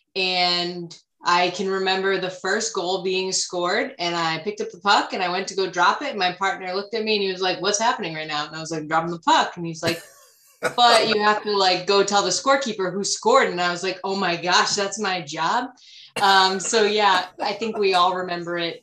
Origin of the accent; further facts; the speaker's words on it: Rhode Island, United States; i'm born and raised in rhode island